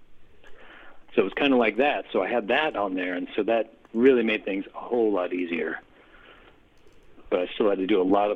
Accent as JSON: {"language": "English", "town": "St. Louis", "region": "Missouri", "country": "United States", "tie": "born or raised there", "also_born_or_lived": "Columbia, Missouri", "said": "I grew up in St. Louis"}